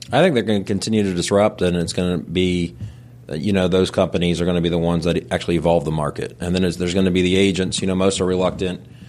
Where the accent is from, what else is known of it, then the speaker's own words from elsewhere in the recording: Tampa, Florida, United States; me and my wife, both born and raised in Tampa, so know the area very well